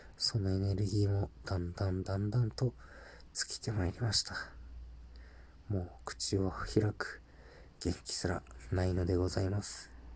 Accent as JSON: {"language": "Japanese", "country": "Japan", "also_born_or_lived": "Mexico", "said": "日本人としてスペイン語を学ぶ立場でよかった"}